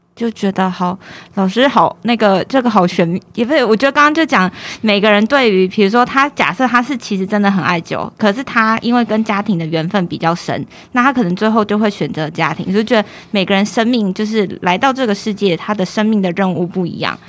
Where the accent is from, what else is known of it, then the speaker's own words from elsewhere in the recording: Taiwan; also born or lived in Texas, United States; 身为台湾人